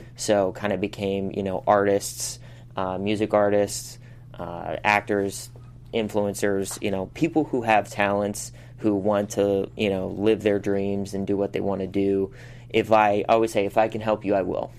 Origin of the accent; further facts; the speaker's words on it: Pittsburgh, Pennsylvania, United States; moved away as an adult; now in Los Angeles, United States; I come from Pittsburgh, like I said, it's a very blue collar town.